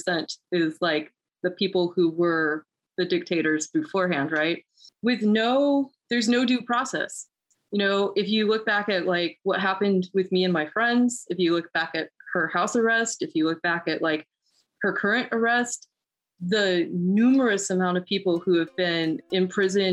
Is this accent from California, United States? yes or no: yes; Oakland, California, United States; moved away as an adult; now in Illinois, United States; I'm kind of from the Bay Area, from Oakland, California. I just moved out to Illinois recently.